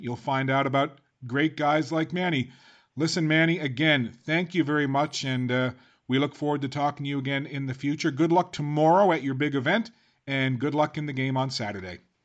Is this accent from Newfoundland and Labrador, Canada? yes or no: yes; Newfoundland and Labrador, Canada; now in Halifax, Canada; I'm a Newfoundlander yeah. originally